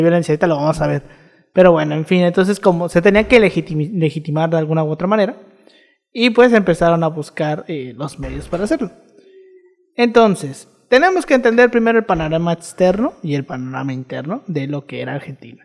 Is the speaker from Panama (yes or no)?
no; Mexico; nosotros nos quejamos de la desigualdad aquí en México